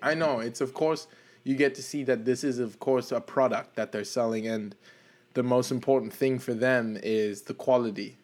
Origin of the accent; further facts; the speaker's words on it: South Africa; I'm from South Africa, and I did get to attend that World Cup